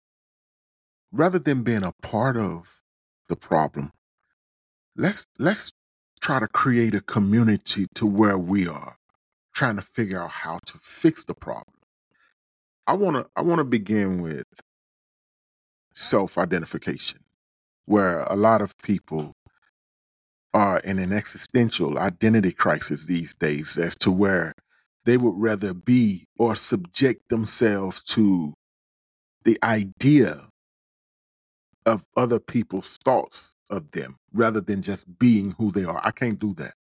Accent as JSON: {"language": "English", "town": "Tallulah", "region": "Louisiana", "country": "United States", "also_born_or_lived": "Kennesaw, Georgia / Hagerstown, Maryland", "moved": "yes", "said": "from Tallulah, Louisiana. I'm a small town boy by way of Kennesaw, Georgia. Shout out to my hometown"}